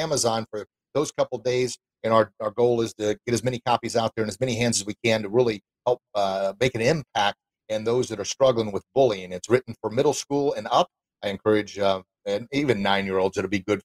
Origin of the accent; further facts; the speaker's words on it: Edwardsville, Illinois, United States; my hometown of Edwardsville, Illinois